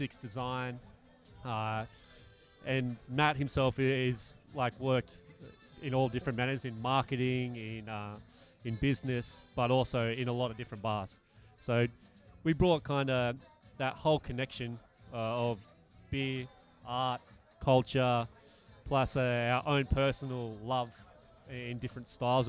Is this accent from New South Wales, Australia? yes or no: yes; Bangalow, New South Wales, Australia; also born or lived in Brisbane; I'm actually from Bangalore, just outside of Byron Bay.